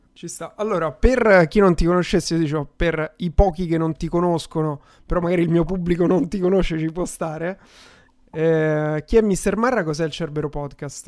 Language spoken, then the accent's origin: Italian; Rome, Lazio, Italy; accent: Roman; io pure sono romano e lo maschero abbastanza bene, il mio romano